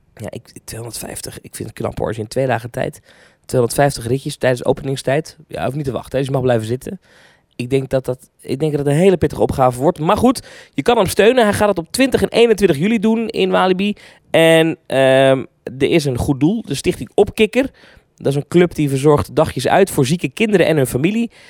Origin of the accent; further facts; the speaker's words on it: Netherlands; ik ben een Hollander